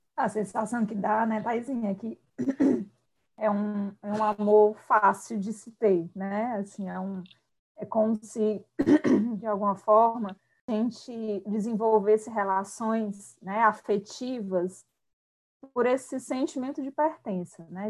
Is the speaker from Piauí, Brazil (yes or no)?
no; Quixadá, Ceará, Brazil; eu sou do sertão central, né? Sou de Quixadá